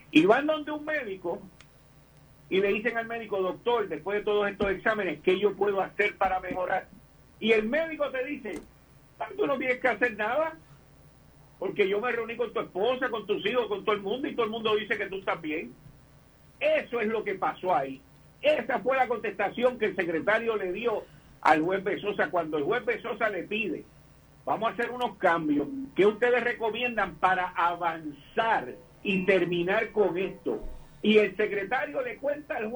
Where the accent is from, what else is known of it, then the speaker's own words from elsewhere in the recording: Puerto Rico; nosotros somos tan acomplejados como puertorriqueños